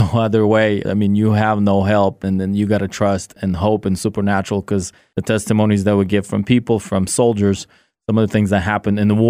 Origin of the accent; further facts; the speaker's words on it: California, United States; moved away as an adult; also born or lived in Kyiv region, Ukraine / Seattle, United States; now in Ukraine; My parents moved to California when I was 9 years old. I grew up in California